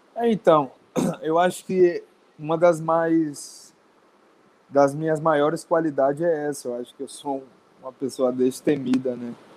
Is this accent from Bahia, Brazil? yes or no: yes; Serrinha, Bahia, Brazil; Sou de uma cidade pequena da Bahia, interior da Bahia, chama-se Serrinha